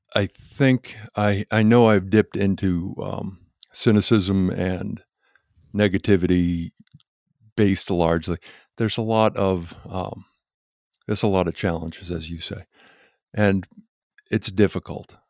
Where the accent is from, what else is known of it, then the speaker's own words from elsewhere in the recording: Quincy, Massachusetts, United States; moved away; also born or lived in Weymouth, Massachusetts; I was born and raised in Massachusetts in Quincy, and then Weymouth, Massachusetts